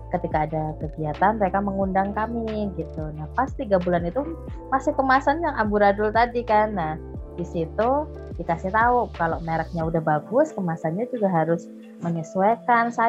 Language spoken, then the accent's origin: Indonesian; Java, Indonesia; saya tanya dong sebagai orang Jawa yang nggak tahu artinya bahasa Banjar